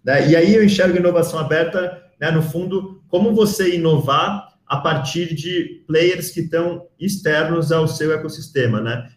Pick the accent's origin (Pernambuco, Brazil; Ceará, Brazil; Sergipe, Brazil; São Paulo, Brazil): São Paulo, Brazil; moved away as an adult; also born or lived in Rio de Janeiro; sou de São Paulo, eu, eu, eu mudei um, para o Rio de Janeiro no, em 2019, 2009 para fazer faculdade lá